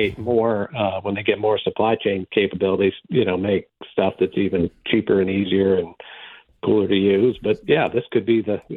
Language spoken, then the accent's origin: English; Boston, Massachusetts, United States; I'm from Boston